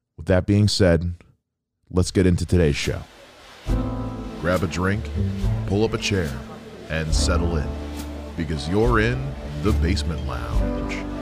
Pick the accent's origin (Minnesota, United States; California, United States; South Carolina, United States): South Carolina, United States; moved away; my home state of South Carolina